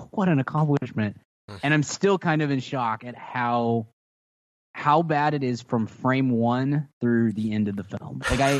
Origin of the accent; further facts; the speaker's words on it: Texas, United States; This offends me as a Texan.